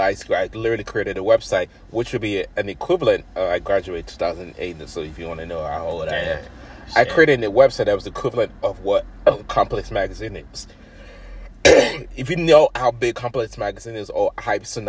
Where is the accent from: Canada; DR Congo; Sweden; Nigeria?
Nigeria; I'm African then Nigerian